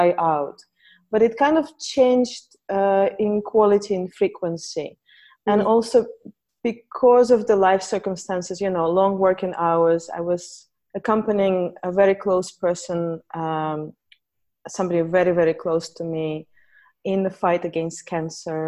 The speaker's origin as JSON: {"language": "English", "region": "Saint Petersburg", "country": "Russia", "tie": "born or raised there", "said": "So I grew up in Russia, in St. Petersburg"}